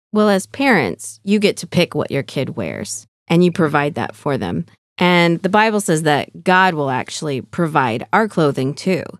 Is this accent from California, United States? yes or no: yes; California, United States; moved away as an adult; also born or lived in Arizona; now in Fort Wayne, United States; growing up in California